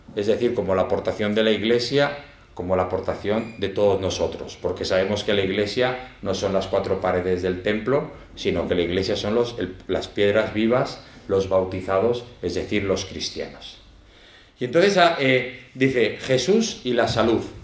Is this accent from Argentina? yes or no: no; Zaragoza, Aragon, Spain; moved away; also born or lived in El Salvador; aunque soy de Zaragoza, pero me fui jovencico.